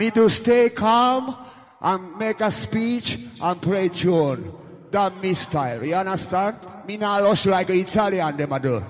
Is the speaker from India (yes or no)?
no; Jamaica; I come from Jamaica